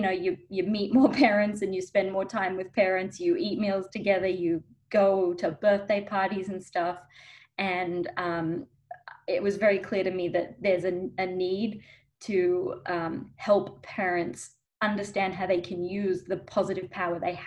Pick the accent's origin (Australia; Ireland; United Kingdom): Australia; Melbourne, Victoria; now in California, United States; I'm actually originally from Australia, from Melbourne. So if you're hearing an accent, that's why.